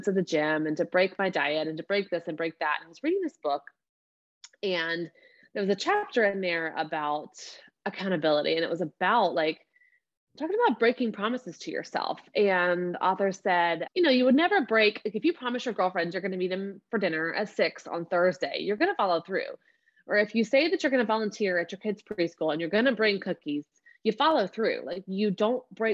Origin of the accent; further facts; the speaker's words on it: Georgia, United States; I call myself a bona fide Southern peach. Like, I'm from Georgia, born and raised here